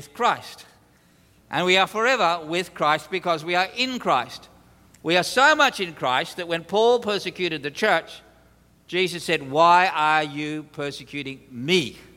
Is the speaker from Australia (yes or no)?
yes; Australia; as an Australian, we're pretty good at sarcasm